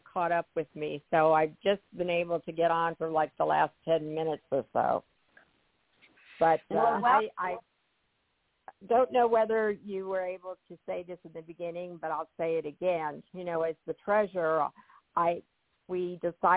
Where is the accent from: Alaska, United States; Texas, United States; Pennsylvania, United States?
Texas, United States; Irving; I'm from Texas, and Irving, Texas is where the hotel located, and that is my hometown